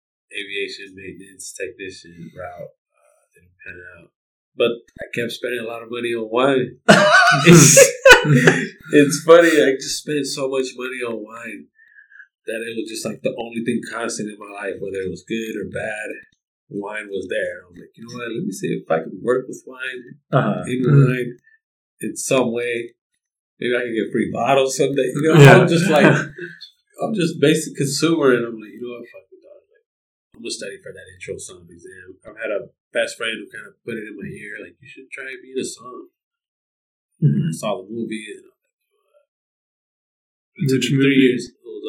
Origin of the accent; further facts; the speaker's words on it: Los Angeles, California, United States; I was born and raised in Los Angeles, you know, part of the public school system.